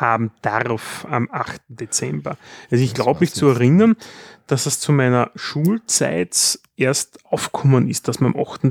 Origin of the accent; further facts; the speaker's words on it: Styria, Austria; bei uns in der Steiermark